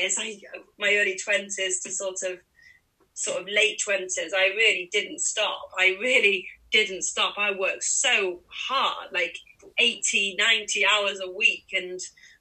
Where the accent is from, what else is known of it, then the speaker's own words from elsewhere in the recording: Manchester, North West England, United Kingdom; it was my hometown. I don't know if I said that, Manchester's